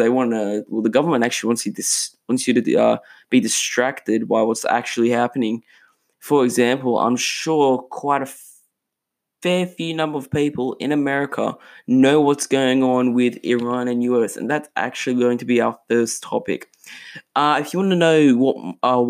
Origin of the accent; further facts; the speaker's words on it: Australia; in Australia, my home country